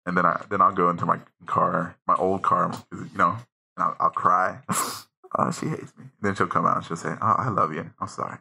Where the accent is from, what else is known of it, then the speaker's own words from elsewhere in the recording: United States; I was born here in the United States